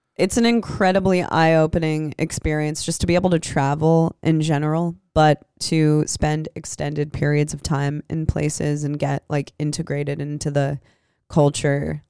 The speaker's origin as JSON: {"language": "English", "town": "Des Moines", "region": "Iowa", "country": "United States", "tie": "born or raised there", "also_born_or_lived": "Los Angeles", "moved": "yes", "lives_now": "Santa Cruz, United States", "said": "I grew up in Des Moines"}